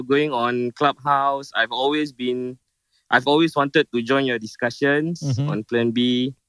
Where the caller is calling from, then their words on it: Singapore; I'm calling from Tampines.